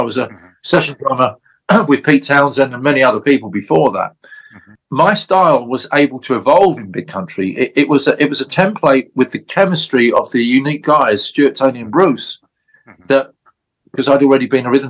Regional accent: London, United Kingdom; I'm from London. I'm not a Scots guy

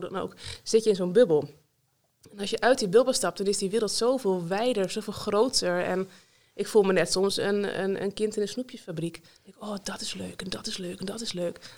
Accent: North Holland, Netherlands; moved away as an adult; also born or lived in Leeuwarden / Friesveen, near Almelo; now in Vriezenveen, Netherlands; Ik ben, oorspronkelijk kom ik dus uit Noord-Holland

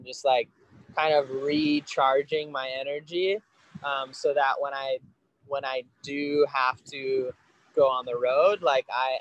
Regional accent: Kauai, Hawaii, United States; I grew up on Kauai

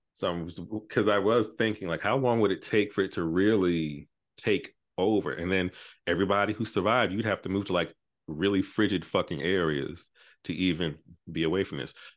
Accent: New York, United States; I'm from New York

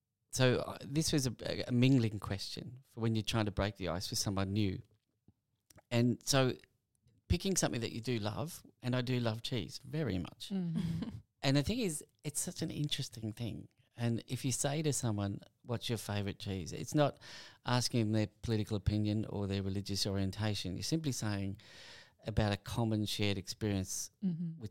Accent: Melbourne, Victoria, Australia; also born or lived in Camberwell, Victoria; I grew up in Box Hill North

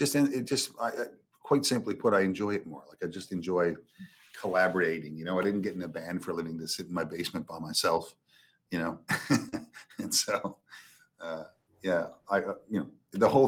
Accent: Petty Harbour, Newfoundland and Labrador, Canada; I grew up in Petty Harbor, you know, a little fishing town

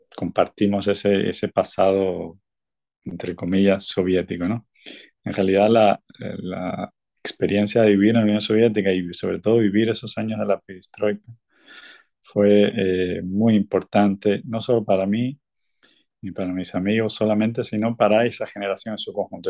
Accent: Cuba; moved away as an adult; also born or lived in Mexico; now in Barcelona, Spain; yo me fui muy joven, muy joven de Cuba yo salí en 1991, viví ocho años en México

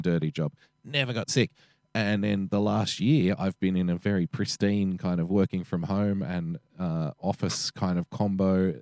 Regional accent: Sydney, New South Wales, Australia; being an Australian male from Western Sydney

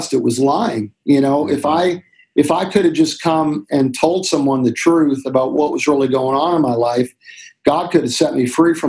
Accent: Canada; We grew up in Canada, and we'd go to the mountains in Alberta, Banff

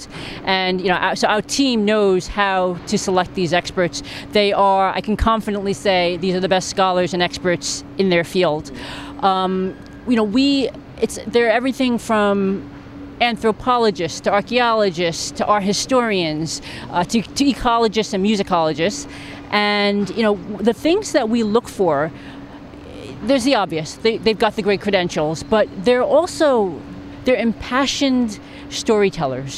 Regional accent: New York City, New York, United States; my hometown and one of the greatest cities in the world

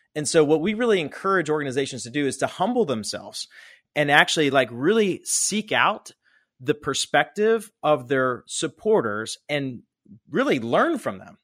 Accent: Pittsburgh, Pennsylvania, United States; I grew up in Pittsburgh, Pennsylvania.

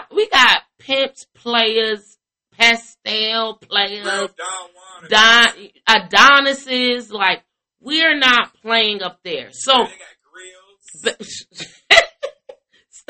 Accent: Chicago, Illinois, United States; now in Atlanta, United States; I'm from Chicago with you. Like, raised there majority of my life

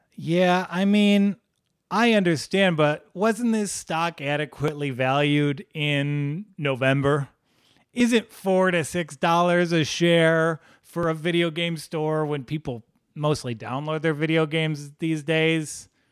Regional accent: Midwest, United States; we're from the Midwest

